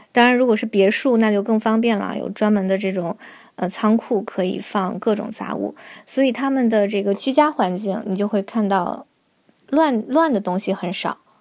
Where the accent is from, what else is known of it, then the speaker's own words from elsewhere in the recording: Harbin, Heilongjiang, China; now in France; 我是哈尔滨的嘛，我们在冬天这个窗户也是有两层的这种窗玻璃